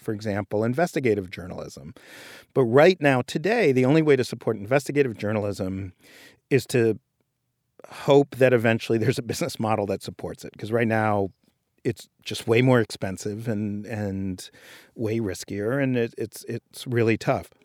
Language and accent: English; New York City, New York, United States; I grew up in Greenwich Village and I, in New York